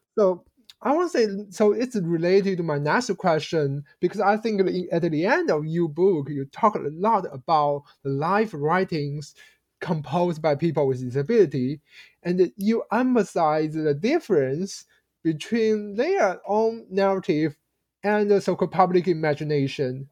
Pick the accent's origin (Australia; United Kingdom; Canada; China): China; I grew up in China in the uh, uh in the 1990s when I was a child in elementary school